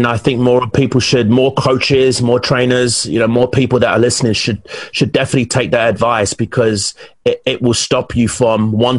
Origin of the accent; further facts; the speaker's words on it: England, United Kingdom; you do know I'm from England, right? Us English guys are pretty, you know, we're very intense.